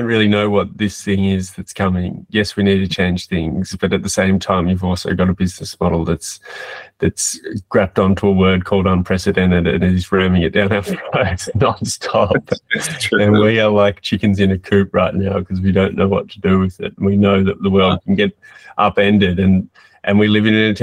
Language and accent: English; Australia; as an Australian